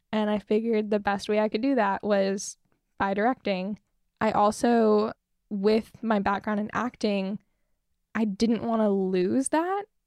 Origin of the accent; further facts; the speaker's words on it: Fruita, Colorado, United States; also born or lived in Grand Junction, Colorado; I'm from Fruta, Colorado